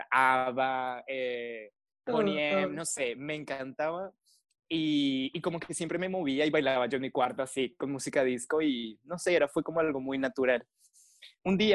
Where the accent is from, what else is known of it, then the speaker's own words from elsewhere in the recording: Colombia; En el colegio usualmente lo que te dan es folclore, o por lo menos en mi país. Entonces inicié bailando folclore colombiano